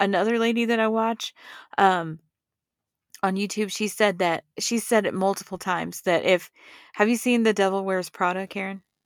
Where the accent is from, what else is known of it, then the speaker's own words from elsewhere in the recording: Texas, United States; now in Colorado, United States; I'm from Texas